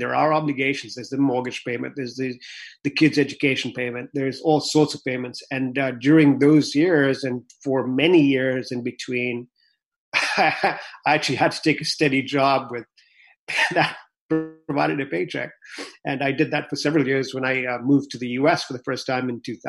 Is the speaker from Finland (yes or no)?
no; Kenya; also born or lived in Vancouver, Canada; now in United States; when I was growing up in Kenya